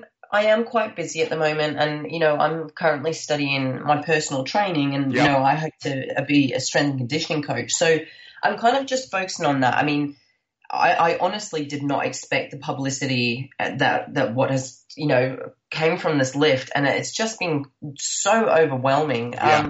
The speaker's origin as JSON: {"language": "English", "region": "Scotland", "country": "United Kingdom", "moved": "yes", "lives_now": "Australia", "said": "I am from Scotland."}